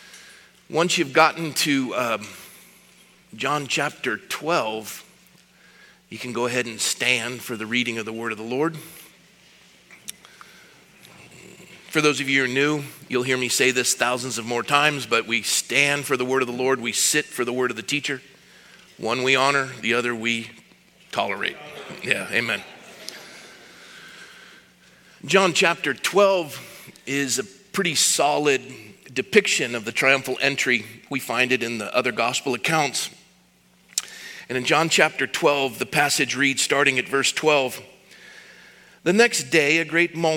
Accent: Scotland, United Kingdom; I'm from Scotland. We don't like dates. You can't make scotch out of dates.

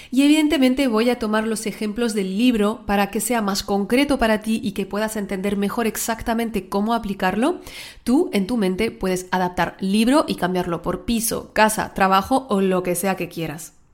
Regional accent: France; Spanish is a second language; also born or lived in Mexico; Las que no me conocéis, soy francesa, aunque el acento parece de Latinoamérica, una mezcla rara. Viví en México un tiempo.

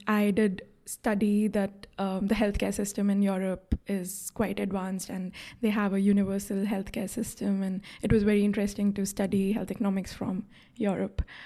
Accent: India; moved away as an adult; also born or lived in Rotterdam / Bologna / Oslo; I'm originally from India

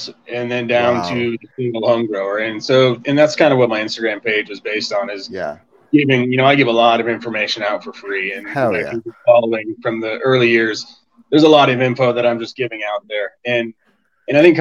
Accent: Colorado, United States; also born or lived in Tucson, Arizona; I was born and raised in Colorado

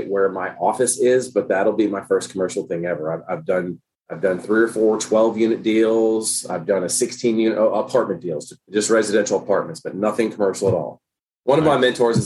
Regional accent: Nashville, Tennessee, United States; moved away as an adult; also born or lived in San Diego, California; now in Youngstown, United States; I'm not from California. I grew up in Tennessee. So I did migrate out west after college. But still, gotcha. The Middle Tennessee, Nashville area where I'm from

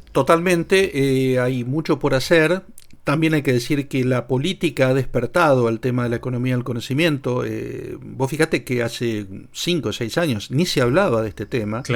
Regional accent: Argentina

